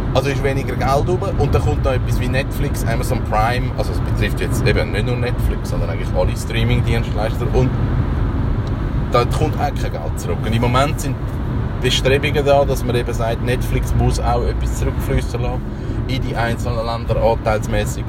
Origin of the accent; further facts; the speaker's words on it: Switzerland; bei uns in der Schweiz